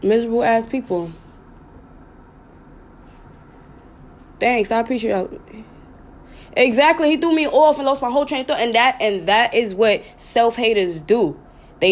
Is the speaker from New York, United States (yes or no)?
yes; New York, United States; I'm from New York